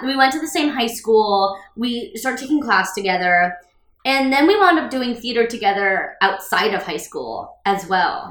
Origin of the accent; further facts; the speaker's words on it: New York City, New York, United States; I was born in New York